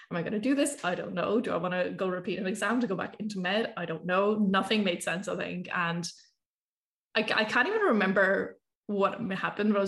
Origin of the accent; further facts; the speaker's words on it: Ireland; I grew up in Ireland.